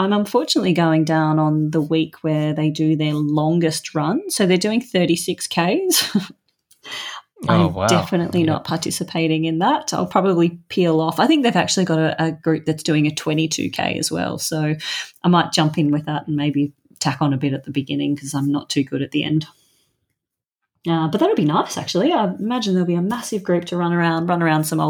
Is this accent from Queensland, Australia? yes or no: no; Melbourne, Victoria, Australia; moved away as an adult; now in Sydney, Australia; I am returning to my hometown. I'm actually coming down your way, Melbourne.